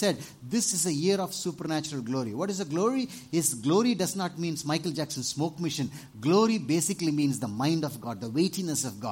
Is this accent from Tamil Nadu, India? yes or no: yes; Tamil Nadu, India; in Tamil Nadu, 20 years ago